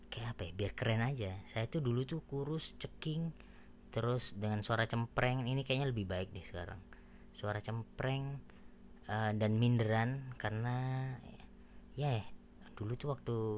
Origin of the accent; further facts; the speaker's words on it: Surabaya, East Java, Indonesia; ngebahas tentang uh, apapun yang berbau Jawa karena saya dari Surabaya kan